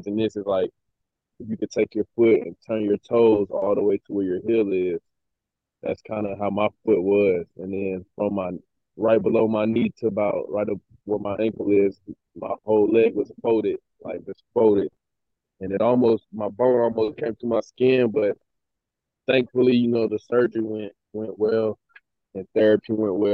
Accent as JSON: {"language": "English", "town": "Atlanta", "region": "Georgia", "country": "United States", "tie": "born or raised there", "also_born_or_lived": "Jasper, Georgia", "moved": "as an adult", "lives_now": "Edmonton, Canada", "said": "grew up in Atlanta, Georgia, and I was 6 years old when I started playing football."}